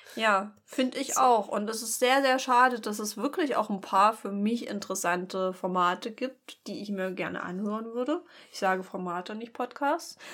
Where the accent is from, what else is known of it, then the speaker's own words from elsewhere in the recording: Pulsnitz, Saxony, Germany; von Pulsnitz wo ich herkomme.